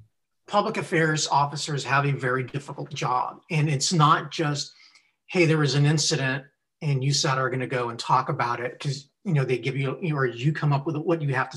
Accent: Texas, United States; He goes, you from Texas? I'm like, yes, sir.

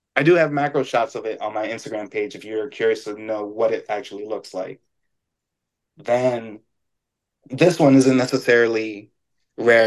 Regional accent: New York, United States; I'm a New Yorker

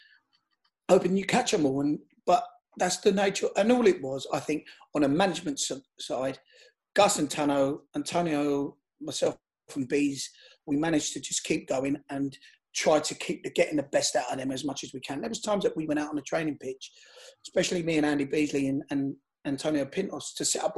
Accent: London, United Kingdom; I live in Shepherd's Bush. I'm from Shepherd's Bush

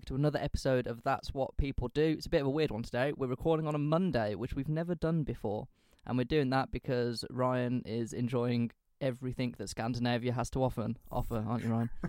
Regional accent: England, United Kingdom; we're from England

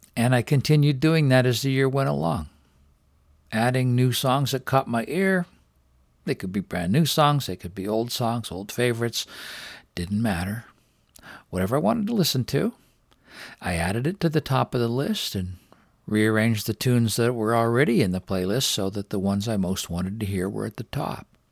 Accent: Richmond, British Columbia, Canada; down here in the lowlands of Richmond, British Columbia, my hometown.

